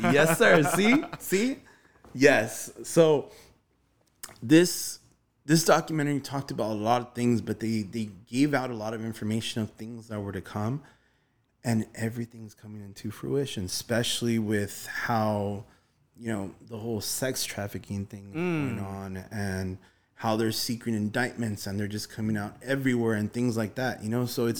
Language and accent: English; Glendale, California, United States; I mean, we just recently moved to Van Nuys. You know, I grew up in Virgil Village, Glendale, Atwater.